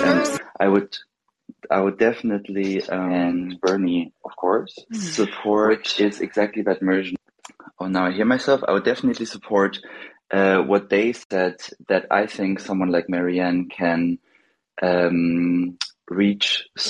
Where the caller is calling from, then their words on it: Germany; I'm calling from Germany.